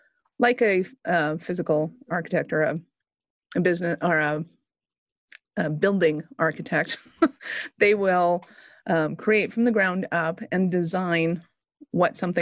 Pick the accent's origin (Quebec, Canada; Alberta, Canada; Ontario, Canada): Alberta, Canada; Calgary; I'm Canadian. I'm from Calgary.